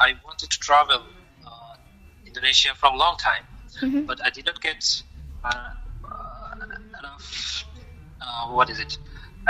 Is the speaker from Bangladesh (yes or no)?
yes; Bangladesh; first language Bengali; English is a second language; I am from Bangladesh, and I am working as a software engineer from last 5 years. I studied in computer science and live in Dhaka. Dhaka is the capital of Bangladesh.